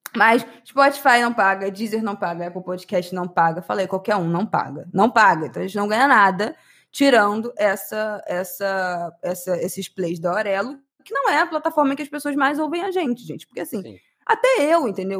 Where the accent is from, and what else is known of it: Brazil